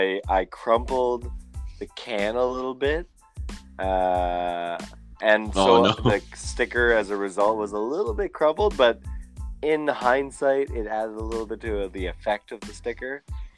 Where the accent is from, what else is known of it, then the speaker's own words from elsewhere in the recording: England, United Kingdom; And I'm an English guy who works in a French building.